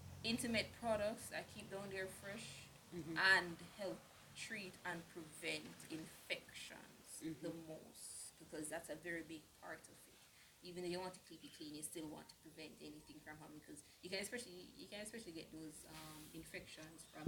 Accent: Jamaica; we are Jamaican

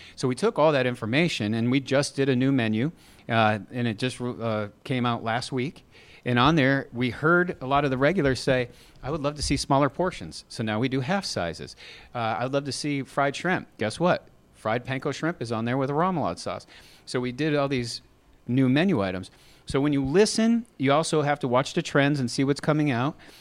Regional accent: Massachusetts, United States; now in Texas, United States; We're from Massachusetts

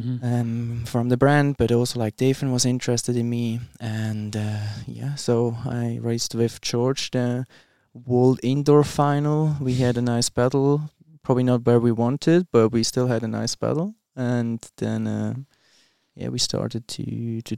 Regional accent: Switzerland; moved away; also born or lived in Manchester; I'm from Switzerland

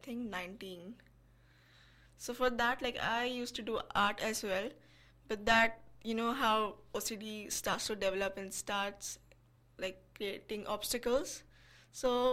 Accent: India; I'm from India

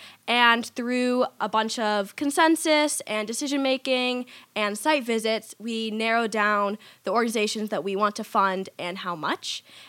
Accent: Portland, Oregon, United States; also born or lived in Lake Oswego, Oregon; I was born and raised in Portland, Oregon. I now live in Lake Oswego. And I guess my Jewish journey kind of started when I joined Habanim Dror in North America.

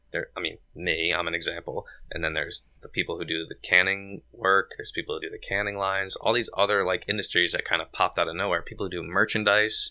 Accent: Cheshire, Connecticut, United States; I'm from Cheshire

